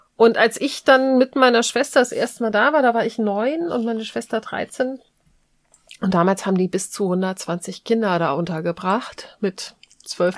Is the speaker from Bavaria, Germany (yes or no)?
no; Hamburg, Germany; ich bin ja in Hamburg groß geworden